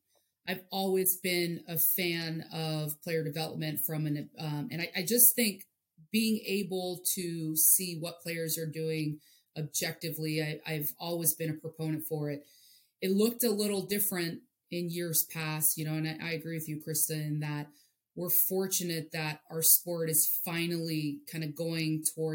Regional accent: East Coast, United States; also born or lived in Hawaii; And I'm originally from Hawaii, but my dad was in the military and got stationed in the DC area. So for the most part, I grew up out on the East Coast.

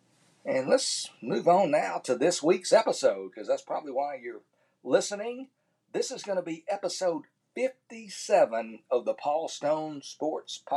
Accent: Tyler, Texas, United States; my hometown of Tyler, Texas

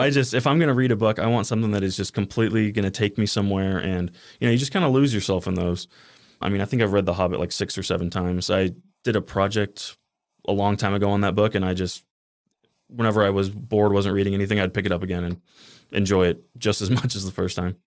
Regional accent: Henderson, Nevada, United States; also born or lived in Boulder City; I grew up in Henderson my whole life

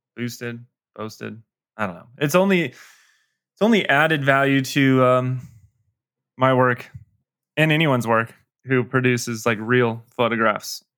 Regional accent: Colorado, United States; I grew up still live in Colorado.

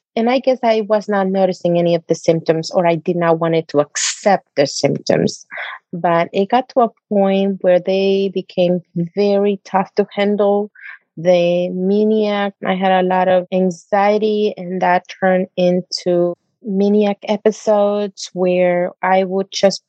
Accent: Honduras; moved away; I'm originally from Honduras

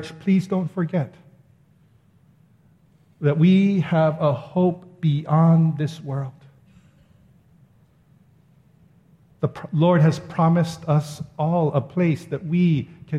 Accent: Ewa Beach, Hawaii, United States; I'm just a local boy that lives in the Eva Beach

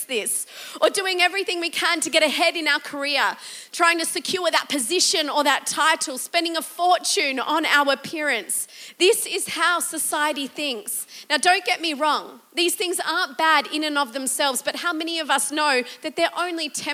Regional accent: Australia; as an Australian

